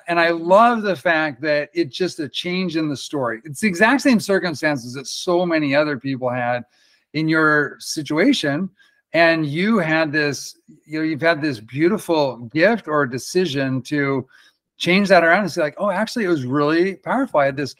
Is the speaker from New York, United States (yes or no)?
yes; New York City, New York, United States; I grew up in the Bronx and I didn't have any support. And then I moved out of town